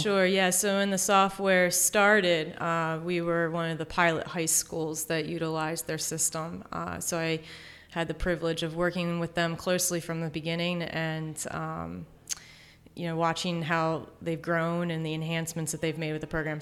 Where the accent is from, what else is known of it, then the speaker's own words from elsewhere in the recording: Exton, Pennsylvania, United States; I'm from the Exton area